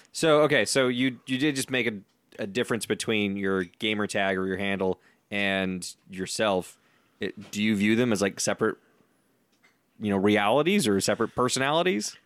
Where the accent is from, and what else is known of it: Tucson, Arizona, United States; moved away as an adult; now in Southern California, United States